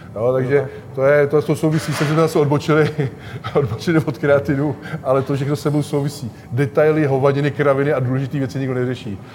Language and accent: Czech; Czechia; u nás v Čechách